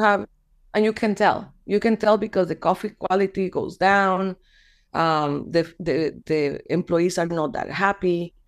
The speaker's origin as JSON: {"language": "English", "country": "Guatemala", "also_born_or_lived": "Florida", "said": "I am this person from Guatemala"}